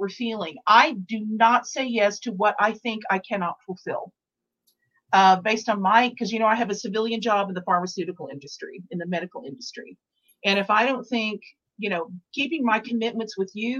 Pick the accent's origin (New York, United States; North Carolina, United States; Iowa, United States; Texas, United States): Texas, United States; I'm from Texas and I was in Dallas